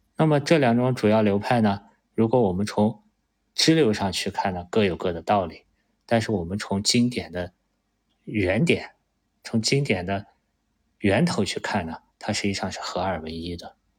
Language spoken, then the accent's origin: Chinese; China; 作为一个中国人